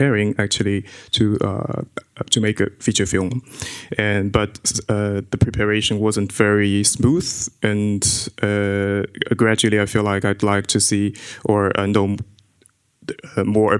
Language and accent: English; China; I grew up in China